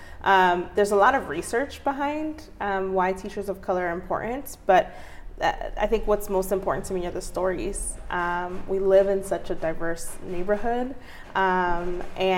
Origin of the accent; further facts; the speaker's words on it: United States; also born or lived in Mexico (family origin); I'm a lifelong Northeast resident. I grew up on St. John and Monroe. That was my childhood home